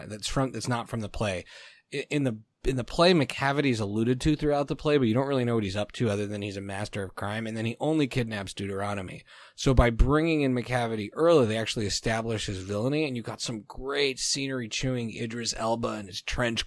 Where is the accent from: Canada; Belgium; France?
Canada; I grew up in Canada, so they force us to speak French